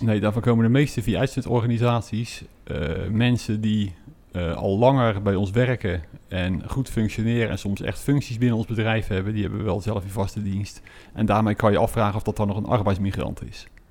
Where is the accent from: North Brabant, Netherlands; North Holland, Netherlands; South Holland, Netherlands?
South Holland, Netherlands; Westland; Wij zijn eh, geboren en getogen Westlanders